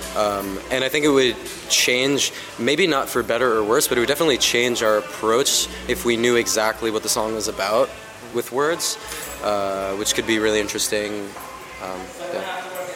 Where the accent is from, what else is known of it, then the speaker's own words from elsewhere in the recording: New Jersey, United States; my hometown in New Jersey